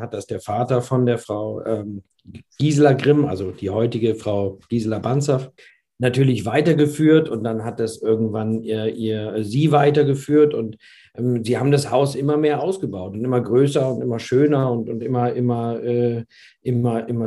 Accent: Bremen, Germany; born there; Aber wir sind Bremer oder ich bin Bremer, ja. Gebürtiger.

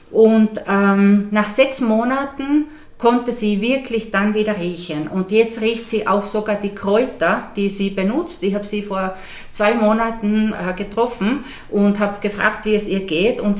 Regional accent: Finland; moved away; knappe 30 Jahre weg, also weg von Finnland. Äh, ich bin aber die letzten acht Jahre äh, ganz viel in meinem Heimatland gewesen

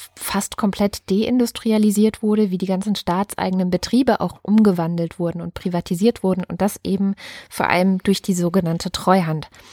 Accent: Berlin, Germany; als Berlinerin

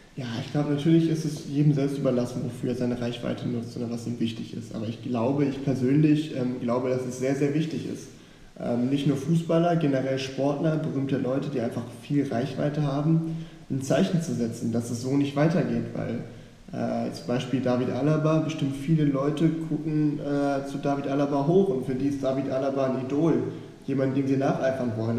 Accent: Hamburg, Germany; bin in Hamburg aufgewachsen, in einer guten Gegend

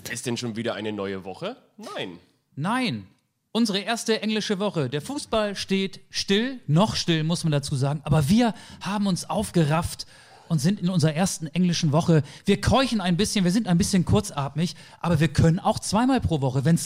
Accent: Lower Saxony, Germany; Denn normalerweise sind wir aus Niedersachsen, wo ich ursprünglich herkomme, aus dem Landkreis Stade an der Elbe, so 60 Kilometer von Hamburg entfernt, immer den weiten Weg ins Saarland mit dem Auto gefahren.

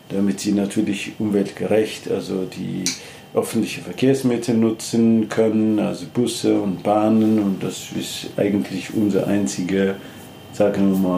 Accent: Ethiopia; German is a second language; moved away as an adult; now in Germany; ich komme äh, ursprünglich aus Äthiopien, ich habe in Leipzig studiert und bin dann bis zu Professor jetzt nochmal geschafft.

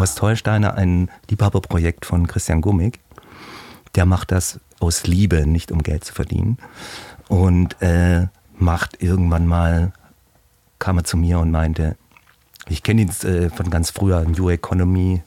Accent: Leingarten, Baden-Württemberg, Germany; moved away as an adult; now in Hamburg, Germany; komme aus Heilbronn am Neckar, aus einem kleinen Dorf genau davor, sieben Kilometer. Das heißt, hieß früher Großgarter, jetzt heißt es Leingarten.

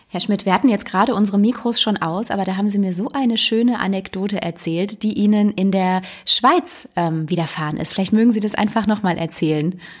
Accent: Düsseldorf, North Rhine-Westphalia, Germany; Ich bin in Düsseldorf geboren

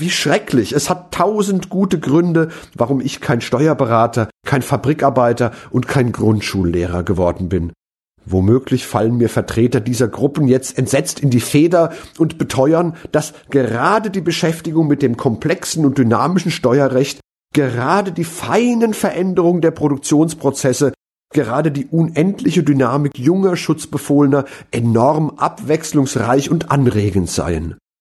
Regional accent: Mainz, Rhineland-Palatinate, Germany; meine Heimatstadt Mainz

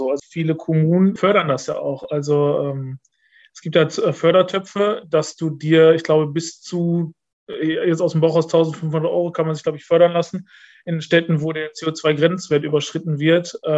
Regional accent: Dorsten, North Rhine-Westphalia, Germany; in meiner Heimatstadt äh, in Dorsten gab es den ersten Punta Velo Store in Deutschland.

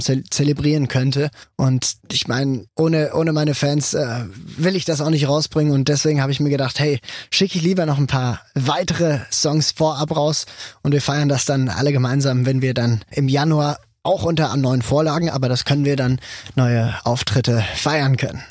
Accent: Switzerland; ich als Schweizer Vertretung

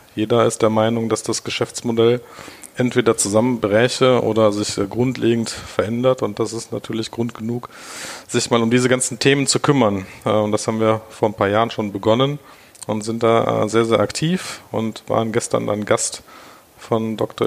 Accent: Germany; also born or lived in Tel Aviv, Israel; als Deutscher

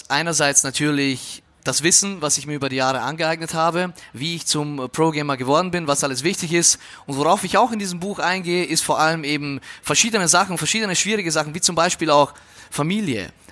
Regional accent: Austria; now in Germany; dass du äh, maturierst, sagt man bei uns in Österreich, ja, hier ist es halt Abitur machst

